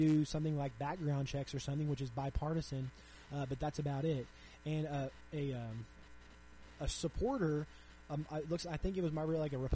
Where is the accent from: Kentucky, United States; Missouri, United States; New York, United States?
Missouri, United States; my home state of Missouri